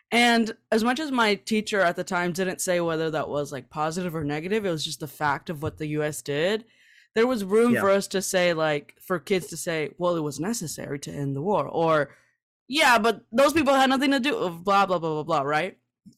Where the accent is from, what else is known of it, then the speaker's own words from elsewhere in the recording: California, United States; and I grew up in California.